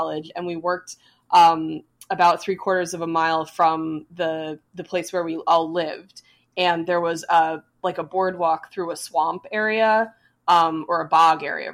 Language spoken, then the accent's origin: English; New Jersey, United States; Jersey is my home state. That's where I grew up